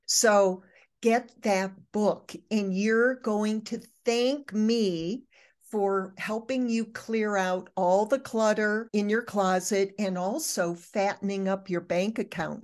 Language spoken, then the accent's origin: English; Michigan, United States; moved away; I was raised in Michigan. I don't live in Michigan anymore, nor have I for 50 years